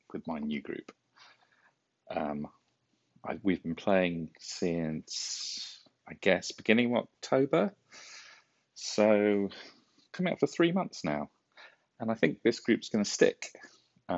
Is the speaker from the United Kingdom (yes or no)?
yes; United Kingdom; moved away; We're British